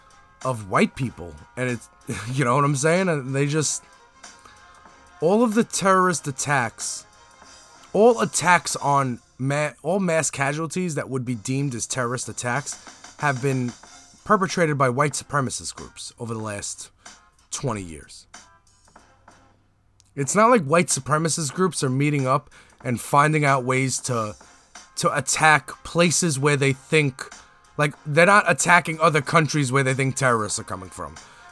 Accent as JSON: {"language": "English", "town": "Brooklyn", "region": "New York", "country": "United States", "also_born_or_lived": "Staten Island", "said": "And I am from Brooklyn and then Staten Island where there's racists."}